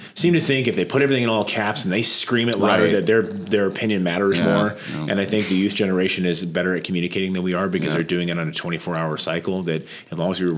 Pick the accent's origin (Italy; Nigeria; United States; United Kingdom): United States; Norfolk, Nebraska; moved away; in Norfolk last week, my hometown